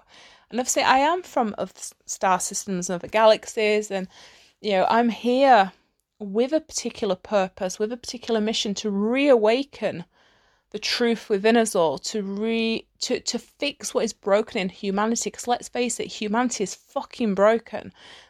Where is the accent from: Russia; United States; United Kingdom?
United Kingdom; which I find hilarious, especially as like a Brit, because the British sense of humor is fucking hilarious.